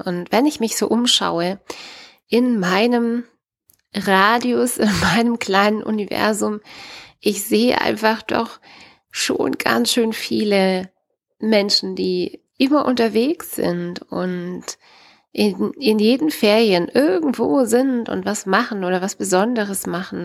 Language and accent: German; Baden-Württemberg, Germany; bei uns in Baden-Württemberg